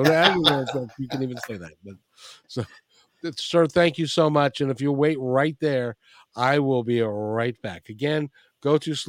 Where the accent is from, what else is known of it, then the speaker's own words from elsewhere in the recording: Ireland; It is a fine Scottish name, but yeah, I'm Irish anyway.